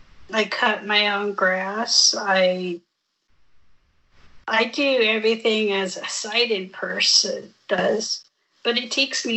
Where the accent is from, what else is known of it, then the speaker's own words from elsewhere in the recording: United States; Born and raised.